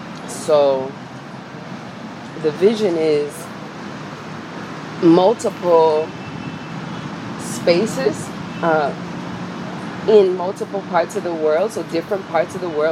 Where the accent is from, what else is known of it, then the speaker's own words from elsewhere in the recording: New York City, New York, United States; That's the culture I grew up in. I'm from Harlem.